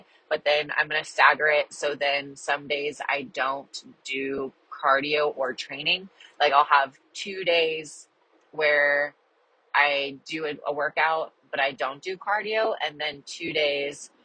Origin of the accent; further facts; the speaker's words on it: Kansas, United States; I'm from Kansas and that's kind of like local to me